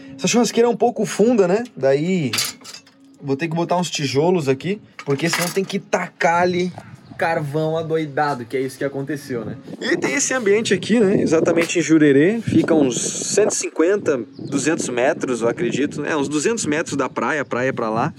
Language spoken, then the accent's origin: Portuguese; Porto Alegre, Rio Grande do Sul, Brazil; moved away; also born or lived in São Paulo; eu sou gaúcho de Porto Alegre, né? E eu vim lá de São Paulo, tava morando há quase quatro anos lá, decidi me mudar para cá